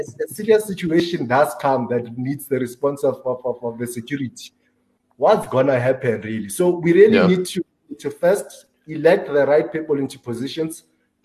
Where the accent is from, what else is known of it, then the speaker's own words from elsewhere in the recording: South Africa; I grew up in a township called Lewakhumu